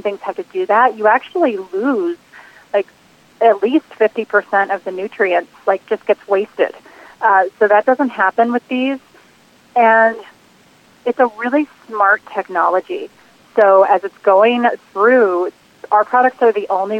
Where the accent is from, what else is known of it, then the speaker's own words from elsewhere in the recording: New Jersey, United States; now in Boulder, Colorado, United States; I'm originally from New Jersey